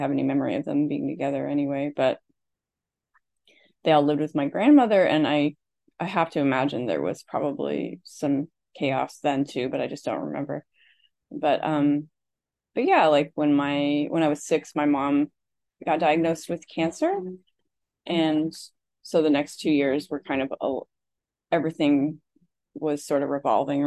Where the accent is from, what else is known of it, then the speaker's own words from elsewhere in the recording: Midwest, United States; I grew up in the Midwest in an Irish Catholic family